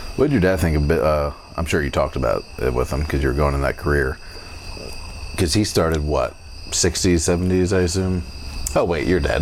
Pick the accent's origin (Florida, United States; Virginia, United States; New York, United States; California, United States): Florida, United States; St. Augustine; we're from St. Augustine